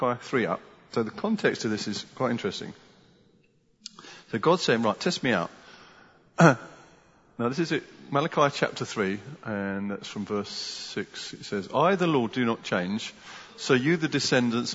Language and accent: English; United Kingdom; as British people